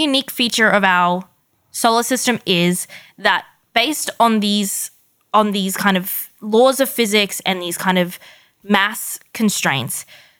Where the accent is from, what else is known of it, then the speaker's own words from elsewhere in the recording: Australia; We're Australian.